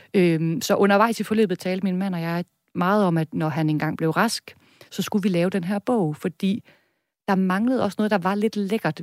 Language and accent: Danish; Viborg, Central Denmark Region, Denmark; accent: Jutlandic; now in Copenhagen, Denmark; Jeg kommer fra Midtjylland, Viborg.